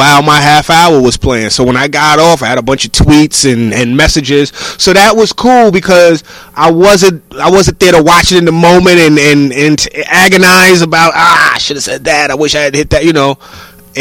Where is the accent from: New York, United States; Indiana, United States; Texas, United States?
New York, United States; I'm a New Yorker